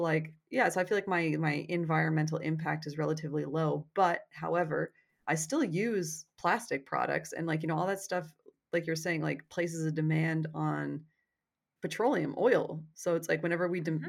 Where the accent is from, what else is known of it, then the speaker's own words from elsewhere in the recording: Canada; cuz I'm Canadian